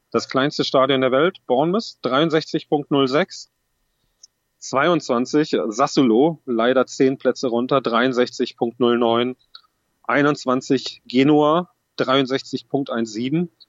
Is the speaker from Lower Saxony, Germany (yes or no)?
yes; Wolfsburg, Lower Saxony, Germany; Ist meine Heimat Wolfsburg.